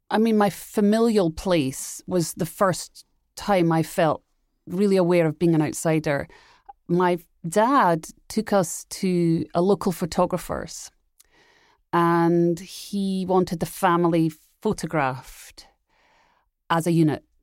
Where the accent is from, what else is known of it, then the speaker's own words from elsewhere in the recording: Edinburgh, Scotland, United Kingdom; I grew up in Edinburgh, Scotland